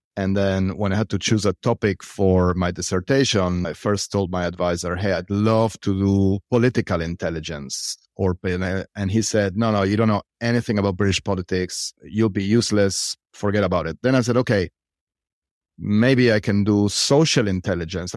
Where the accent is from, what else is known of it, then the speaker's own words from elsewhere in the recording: Argentina; I am from Argentina